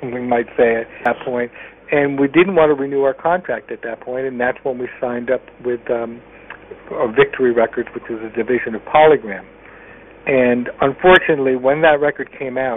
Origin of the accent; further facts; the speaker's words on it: Connecticut, United States; I was a guy from Connecticut.